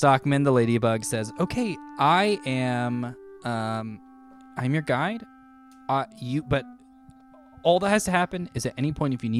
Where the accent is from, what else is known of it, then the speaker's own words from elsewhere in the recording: Fullerton, California, United States; I am from Fullerton.